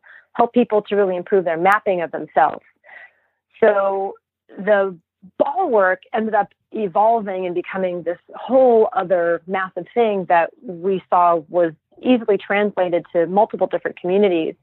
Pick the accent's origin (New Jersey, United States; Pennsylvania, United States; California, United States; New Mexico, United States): New Mexico, United States; Santa Fe; born or raised there